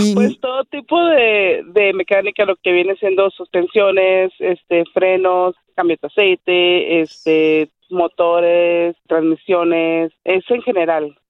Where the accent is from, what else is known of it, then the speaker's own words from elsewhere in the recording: Chihuahua, Mexico; now in United States; somos originarios de Chihuahua, Chihuahua